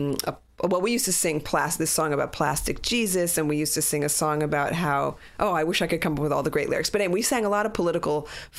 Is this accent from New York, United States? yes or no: yes; New York City, New York, United States; I grew up in New York City, the child of completely and utterly assimilated Jewish parents so that there was no Judaism in the house. I was raised by a Catholic Cuban nanny